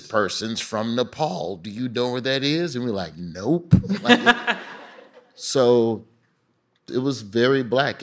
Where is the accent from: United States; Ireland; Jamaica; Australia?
United States; Birmingham, Alabama; moved away as an adult; also born or lived in Florida; growing up in Birmingham for sure made me optimistic